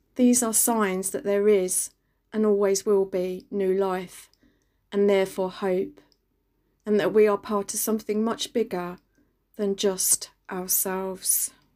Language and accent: English; London, United Kingdom; moved away as an adult; I grew up in East London and only recently became a country girl